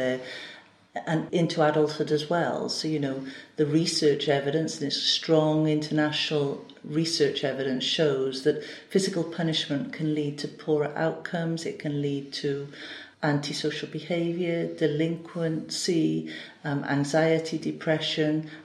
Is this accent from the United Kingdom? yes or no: yes; Gwent Levels, Wales, United Kingdom; moved away as an adult; also born or lived in Newport, Wales; I was brought up on the Gwent levels.